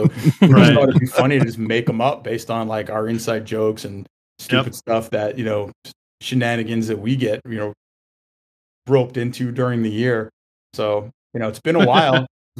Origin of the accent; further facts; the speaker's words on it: New York, United States; moved away as an adult; now in Maryland, United States; most of the family is in Queens and Long Island, so we were Islander fans. Now, you know, it was great growing up in New York in the 80s.